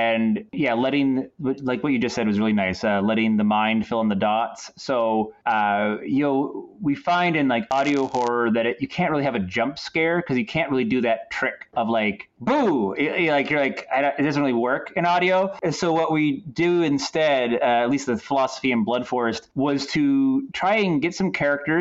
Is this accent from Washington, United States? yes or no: no; Bangor, Old Town, Orono area, central Maine, United States; growing up in Maine, especially the part of Maine I'm from, like central Maine, Bangor, Old Town Orono area